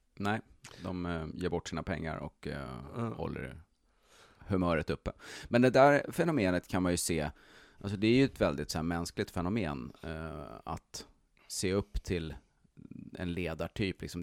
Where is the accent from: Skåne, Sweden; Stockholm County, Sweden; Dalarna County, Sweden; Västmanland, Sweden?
Stockholm County, Sweden; Stockholm; i Stockholm där jag föddes